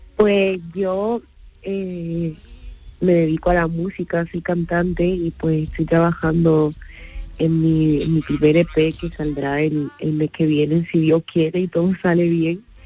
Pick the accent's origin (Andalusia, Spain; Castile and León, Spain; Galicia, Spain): Andalusia, Spain; Tarifa; Yo soy de Tarifa